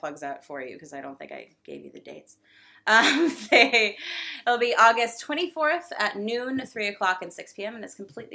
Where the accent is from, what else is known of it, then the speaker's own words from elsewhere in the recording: Fort Lauderdale, Florida, United States; moved away; I'm from Fort Lauderdale